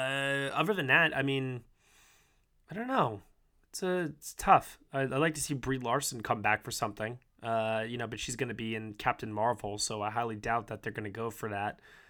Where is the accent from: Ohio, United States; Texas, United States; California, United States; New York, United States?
New York, United States; it's also not just because I'm from New York.